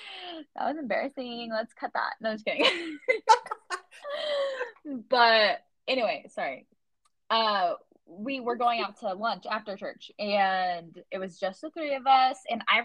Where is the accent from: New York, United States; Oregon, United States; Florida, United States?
Oregon, United States; We're from Oregon. That's where we met.